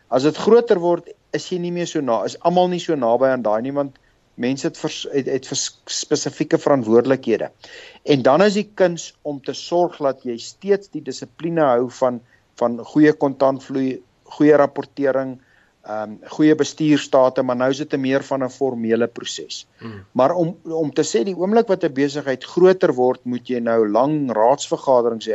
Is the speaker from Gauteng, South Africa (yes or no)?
yes; Pretoria, Gauteng, South Africa; moved away as an adult; also born or lived in London / Zurich; now in Johannesburg, South Africa; Wel ek het groot geword in Pretoria. Ek het daar skool gegaan.